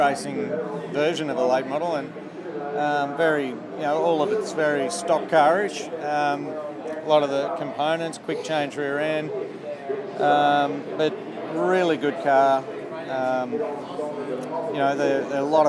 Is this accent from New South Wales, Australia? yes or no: no; Devonport, Tasmania, Australia; also born or lived in United States; I'm from Devonport